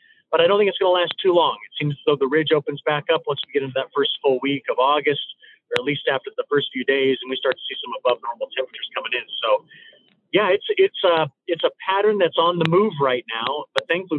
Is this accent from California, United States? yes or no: no; Illinois, United States; heading back over to my home state of Illinois